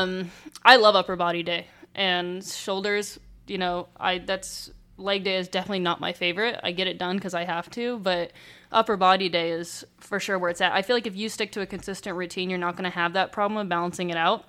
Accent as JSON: {"language": "English", "region": "Southern California", "country": "United States", "tie": "born or raised there", "said": "I grew up in Southern California"}